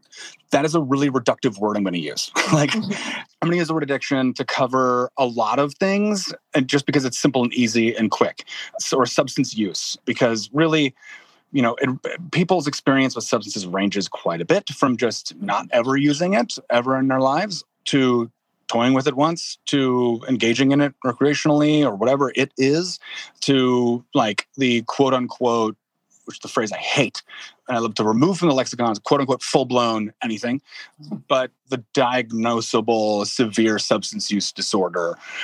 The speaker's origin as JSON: {"language": "English", "region": "Midwest", "country": "United States", "also_born_or_lived": "New Orleans", "said": "came here by way of New Orleans, where I lived for about 6 years, but I'm a Midwesterner by heart."}